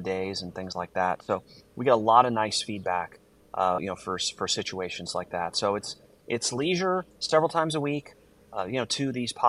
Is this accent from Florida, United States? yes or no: no; Arizona, United States; in a very small town, about 50 miles east of Phoenix.